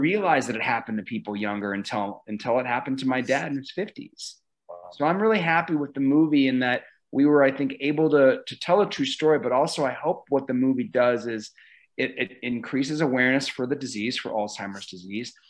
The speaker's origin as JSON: {"language": "English", "town": "Omaha", "region": "Nebraska", "country": "United States", "tie": "born or raised there", "said": "this place that I grew up and and just looking back, being able to shoot here in my hometown"}